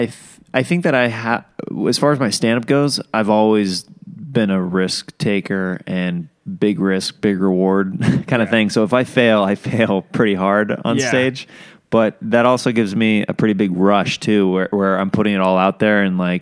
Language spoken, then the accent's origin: English; Kansas, United States; moved away; People think whenever I tell them I'm from Kansas, whenever they try to recall where I'm from, they're like, you're from Kentucky, right? I'm like, no, I'm from Kansas.